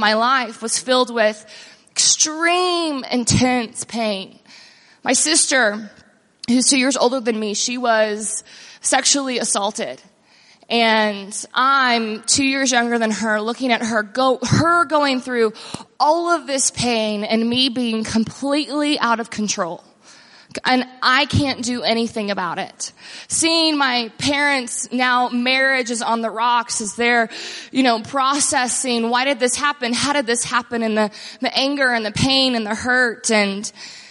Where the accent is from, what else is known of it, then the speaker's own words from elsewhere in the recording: Texas, United States; also born or lived in Austin, Texas / near Dallas-Fort Worth, Texas; So I grew up in Texas and moved from Austin